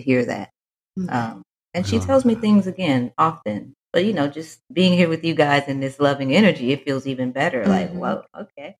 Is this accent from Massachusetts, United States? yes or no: no; Fort Worth, Texas, United States; I am from Fort Worth, Texas